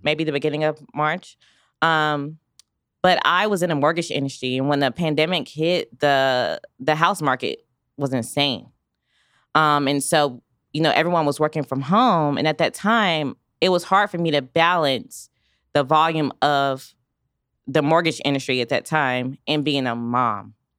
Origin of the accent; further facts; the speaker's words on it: Raleigh, North Carolina, United States; now in Wichita, United States; I come from North Carolina, Raleigh, North Carolina, where it's a major city